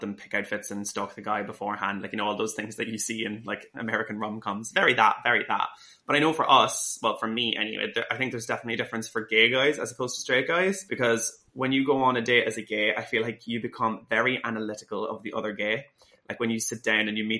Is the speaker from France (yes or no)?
no; Dundalk, County Louth, Ireland; moved away as an adult; when I got back home to Dundalk